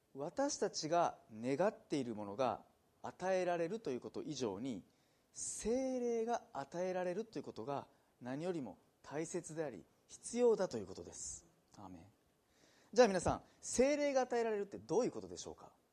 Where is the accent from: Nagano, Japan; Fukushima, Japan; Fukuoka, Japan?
Nagano, Japan; moved away; also born or lived in Hikone / Nagoya; 私、まあ、長野県出身